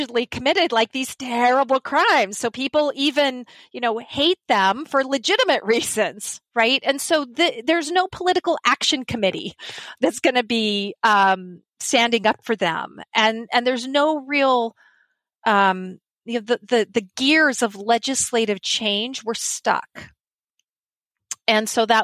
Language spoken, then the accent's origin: English; Montana, United States; when I grew up in Montana, I'm a Montana native